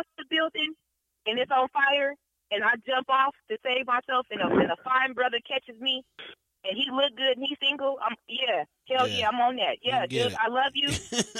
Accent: Denver, Colorado, United States; I'm from Denver, Colorado, y'all. I'm from the city of the mountains, cows, and the horses.

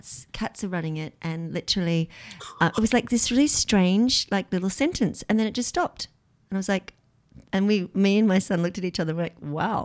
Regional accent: Australia; Being Australian.

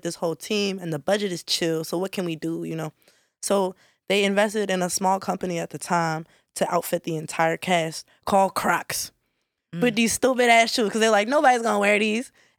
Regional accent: Maryland, United States; I'm from Maryland

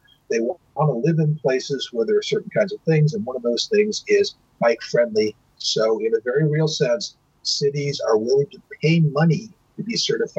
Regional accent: United States; In the United States here, and since I'm American, this is the market I know

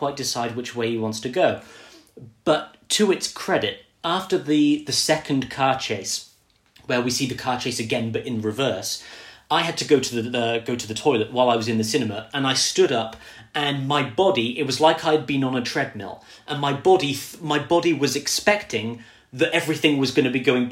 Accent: United Kingdom; I'm British.

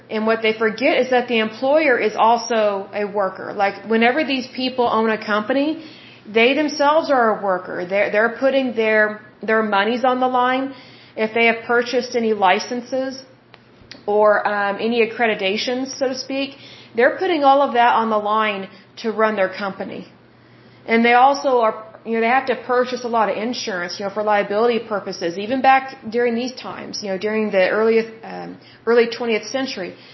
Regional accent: United States

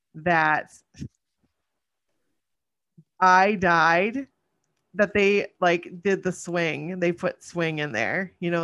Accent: Maine, United States; I'm from Maine.

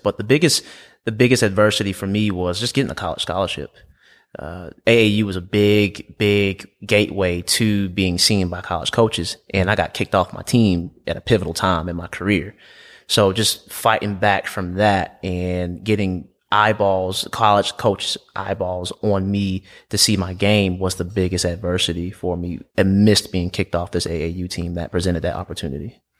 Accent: Aiken, South Carolina, United States; I'm from Aiken, South Carolina, about two hours from here

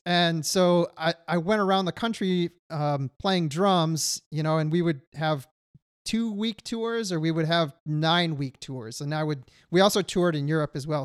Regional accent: Detroit, Michigan, United States; moved away as an adult; now in California, United States; I grew up in Michigan and was not living near an ocean

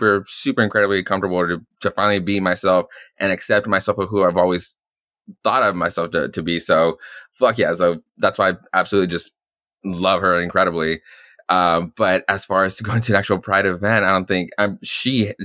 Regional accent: Arizona, United States; Keith and I come from like very conservative, like Arizona

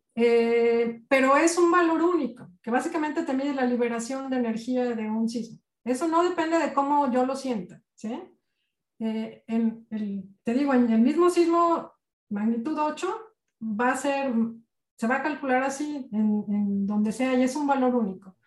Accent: Mexico; cómo somos los mexicanos

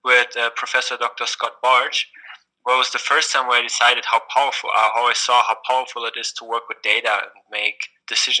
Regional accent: Berlin, Germany; also born or lived in Indiana; I myself, I come from Berlin, from a secular background.

